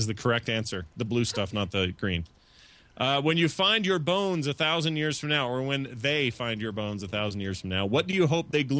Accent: United States; I don't know what prime ministers do in Canada because I'm an American.

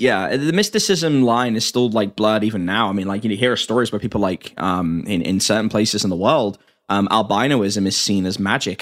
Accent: England, United Kingdom; as an Englishman

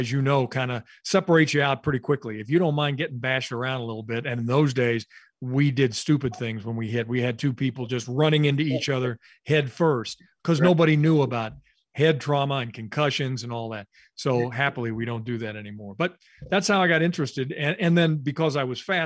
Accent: Louisville, Kentucky, United States; where I grew up in Louisville, Kentucky

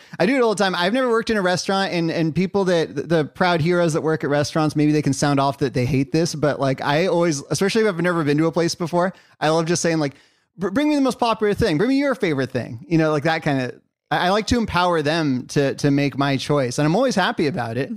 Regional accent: California, United States; I'm from California

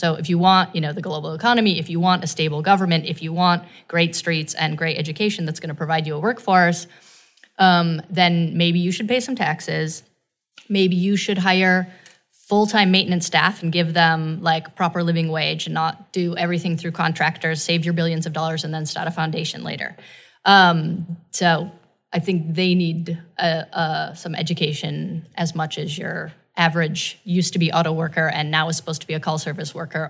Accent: Michigan, United States; I'm from Michigan, right?

